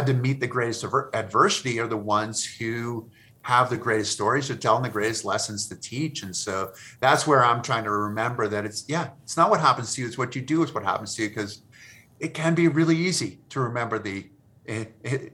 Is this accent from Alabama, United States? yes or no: no; Massachusetts, United States; I grew up in Massachusetts